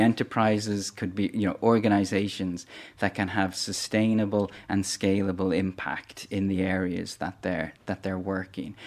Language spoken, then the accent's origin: English; Dublin, Leinster, Ireland; also born or lived in northern Cameroon; I'm from Dublin in Ireland, and that's where the, the foundation is based as well